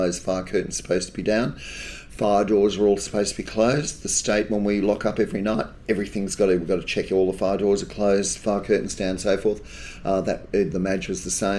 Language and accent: English; Sydney, New South Wales, Australia; I grew up in Gaimia